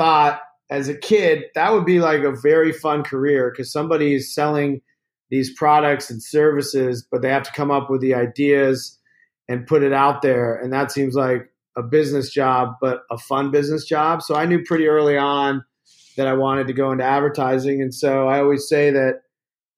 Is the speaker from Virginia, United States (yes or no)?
yes; Virginia, United States; a kid growing up in Virginia.